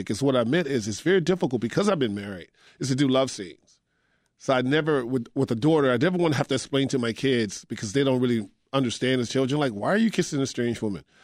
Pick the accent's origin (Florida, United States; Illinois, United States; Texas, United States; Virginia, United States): Texas, United States; because me growing up in Texas, I didn't know that Corsicana was the the the launch point or the launch pad